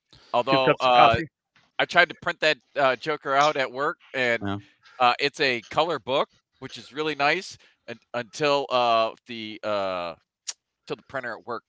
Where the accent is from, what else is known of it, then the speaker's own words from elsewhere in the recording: United States; I'm American.